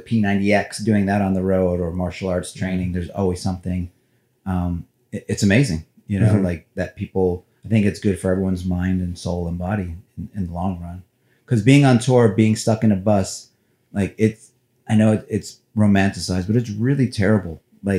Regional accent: Cleveland, Ohio, United States; those Laker teams, because I grew up in Cleveland. So I was a huge Cavs fan

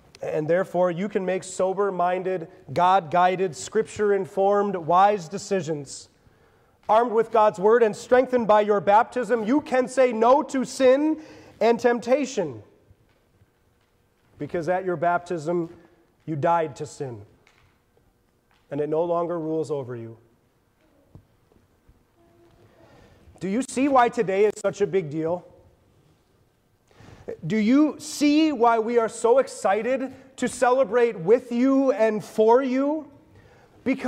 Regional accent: Lansing, Michigan, United States; my hometown of Lansing, Michigan

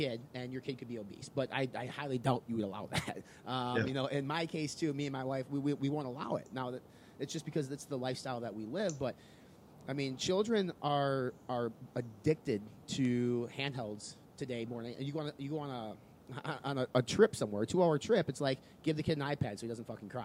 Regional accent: Midwest, United States; we're from the Midwest, so you kind of had to get your ass out on the farm and do things

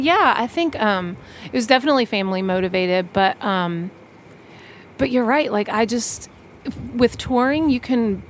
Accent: Johnson City, Tennessee, United States; moved away as an adult; also born or lived in New York City, United States; now in Johnson City, United States; I grew up in Johnson City

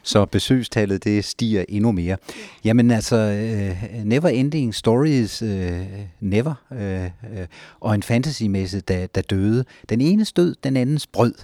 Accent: Ribe, Southern Denmark, Denmark; moved away as an adult; now in Næstved, Denmark; Jeg kommer fra Ribe

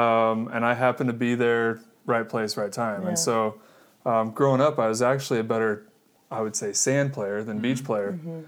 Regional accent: Kansas, United States; moved away; also born or lived in Iowa; I grew up in Kansas.

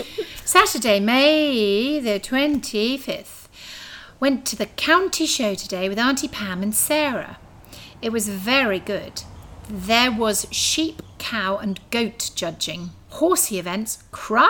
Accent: England, United Kingdom; now in Australia; we're English

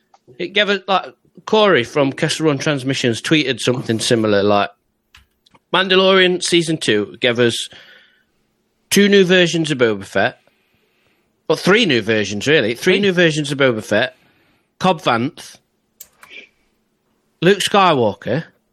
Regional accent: England, United Kingdom; Because we're English and full of hope and optimism.

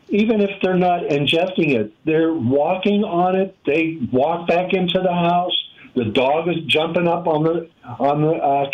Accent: Pittsburgh, Pennsylvania, United States; I grew up in Pittsburgh, Pennsylvania

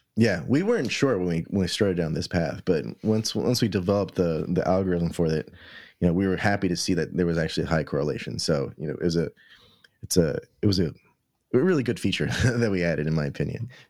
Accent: New York City, New York, United States; as a New Yorker

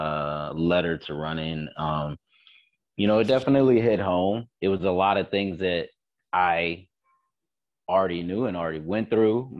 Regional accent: the South, United States; also born or lived in Fort Greene, Brooklyn; now in Hoboken, United States; I am from the South. And a lot of my parents or a lot of my family grew up in Mississippi

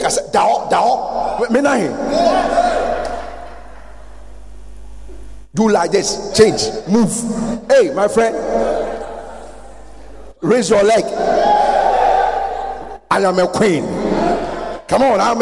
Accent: Ghana; I'm a Ghanaian. I'm a black African.

